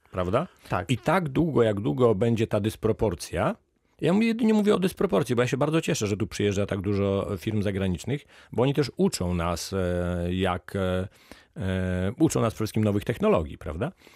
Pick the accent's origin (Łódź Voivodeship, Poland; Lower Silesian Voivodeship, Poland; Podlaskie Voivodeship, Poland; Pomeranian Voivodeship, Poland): Lower Silesian Voivodeship, Poland; Ja pochodzę z Dolnego Śląska